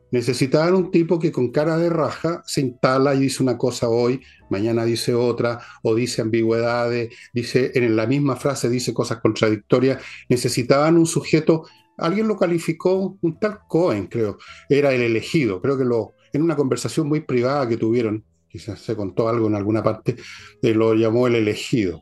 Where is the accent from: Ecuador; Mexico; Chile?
Chile; Somos chilenos